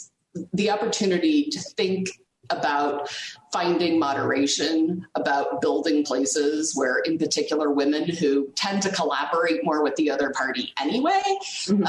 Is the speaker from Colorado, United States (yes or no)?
no; Nebraska, United States; I grew up in Nebraska